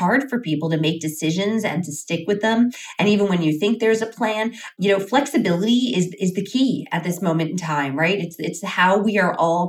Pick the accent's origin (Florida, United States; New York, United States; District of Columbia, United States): New York, United States; moved away as an adult; now in Las Vegas, United States; my hometown of New York